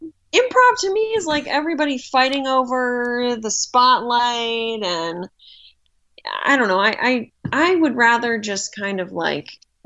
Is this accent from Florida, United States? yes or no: no; Boston suburbs, Massachusetts, United States; moved away as an adult; also born or lived in Indiana / West Virginia; I'm originally from the Boston suburbs, but I moved to Indiana to go to college, and then I moved from Indiana to West Virginia, and I lived in West Virginia for 2 years.